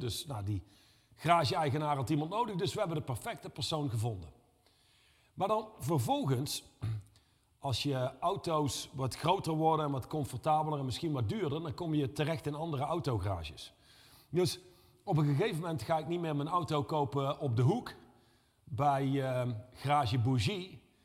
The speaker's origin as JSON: {"language": "Dutch", "town": "Reusel", "region": "North Brabant", "country": "Netherlands", "said": "ik kom uit Reuzel."}